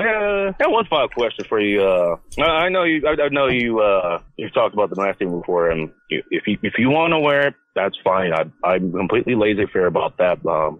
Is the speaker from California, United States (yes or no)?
yes; Inglewood, California, United States; now in Seattle, United States; All right, no, I'm actually from Inglewood.